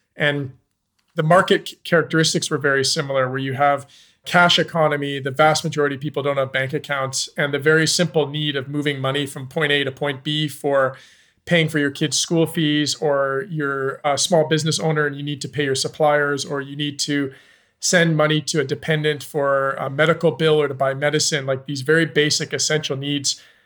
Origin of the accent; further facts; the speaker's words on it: Canada; moved away as an adult; also born or lived in Zambia; I'm Canadian. I moved to Zambia in two thousand and nine.